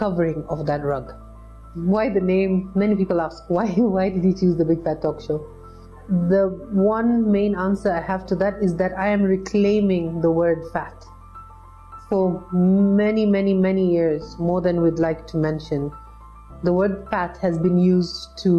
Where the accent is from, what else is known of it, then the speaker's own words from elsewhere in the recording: Nairobi, Kenya; I'm born and raised in Nairobi